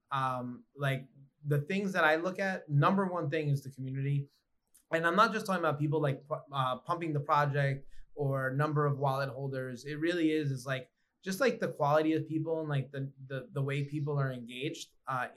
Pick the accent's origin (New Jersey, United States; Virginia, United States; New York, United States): New York, United States; Growing up in New York